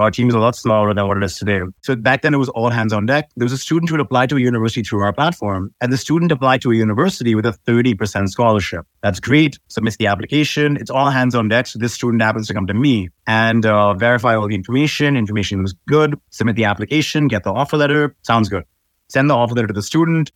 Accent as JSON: {"language": "English", "region": "Sharjah", "country": "United Arab Emirates", "tie": "born or raised there", "also_born_or_lived": "Dubai, UAE / Iowa, United States", "said": "I was born in Dubai, but I actually grew up in a satellite city of Dubai. It's called Sharjah"}